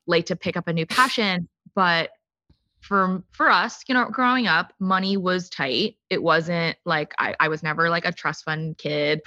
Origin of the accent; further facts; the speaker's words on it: United States; I grew up in the suburbs of D C